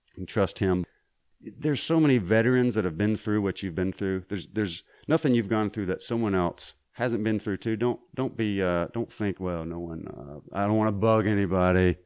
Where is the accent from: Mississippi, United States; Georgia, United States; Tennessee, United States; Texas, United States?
Mississippi, United States; I grew up in Mississippi